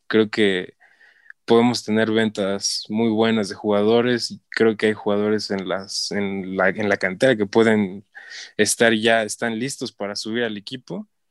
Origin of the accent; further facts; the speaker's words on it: Hidalgo, Mexico; soy de Hidalgo